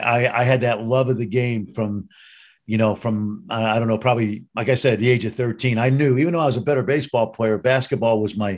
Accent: New York City, New York, United States; moved away; growing up in the borough of Brooklyn in New York City

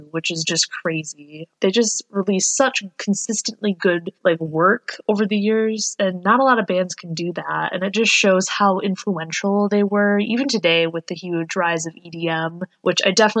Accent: Michigan, United States

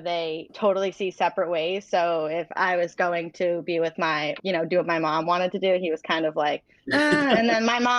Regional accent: Franklin, Massachusetts, United States; So I grew up in a suburb outside of Boston, like 45 minutes, called Franklin, Mass

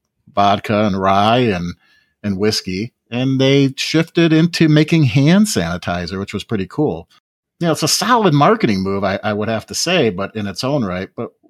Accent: near DeKalb, Illinois, United States; They are located in DeKalb, Illinois, close to my hometown.

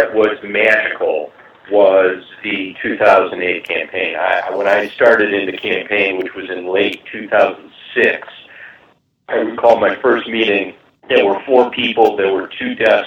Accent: Chicago, Illinois, United States; also born or lived in Washington / Canada; I'm from Chicago

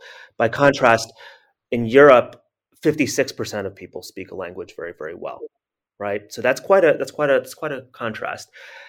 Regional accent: United States; Growing up in America, grew up as the good Chinese son

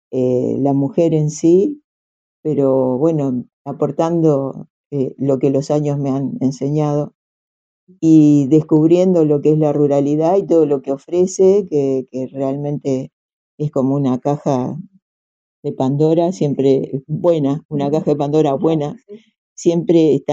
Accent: Piriápolis, Maldonado, Uruguay; now in Nueva Carrara, Uruguay; vivo en Nueva Carrara, pero soy de Piriápolis. Lo siento así, a pesar de que hace mm. mucho tiempo vivo en Nueva Carrara.

